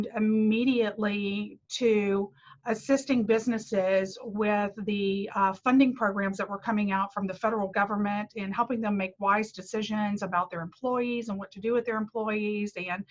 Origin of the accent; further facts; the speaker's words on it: Bossier City, Louisiana, United States; I love taking care of my hometown